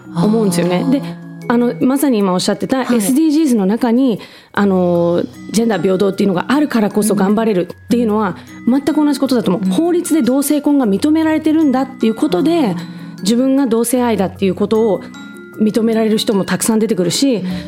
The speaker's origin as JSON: {"language": "Japanese", "country": "Japan", "tie": "born or raised there", "said": "まあ私もあの日本で生まれ"}